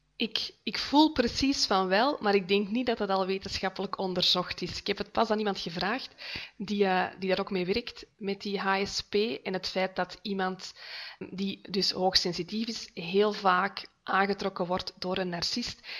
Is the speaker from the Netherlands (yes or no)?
no; Noorderkempen, Flanders, Belgium; moved away as an adult; now in Heist-op-den-Berg, Belgium; Ik ben afkomstig uit de Noorderkimpen, maar voor de liefde van mijn leven verhuisd naar Heist op den Berg